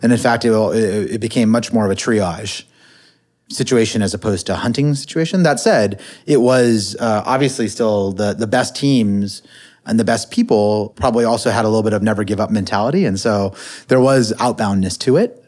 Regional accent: Silicon Valley, California, United States; I grew up in the Silicon Valley

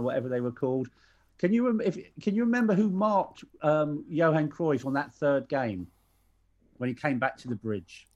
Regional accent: Ireland; I'm Irish

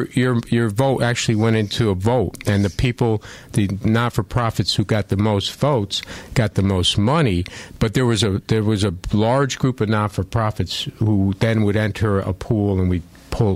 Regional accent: Waterbury, Connecticut, United States; I've been born and raised in Waterbury. I grew up on Buckingham Street, went to St. Margaret's Grammar School, Holy Cross High School, and the former Mattituck Community College, which is now called Naugatuck Valley Community College.

